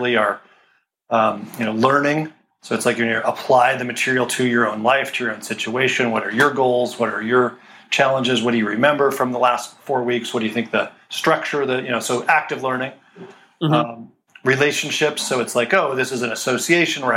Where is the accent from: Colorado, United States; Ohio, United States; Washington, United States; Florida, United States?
Colorado, United States; moved away as an adult; now in California, United States; I grew up in Colorado, and I came out to California after grad school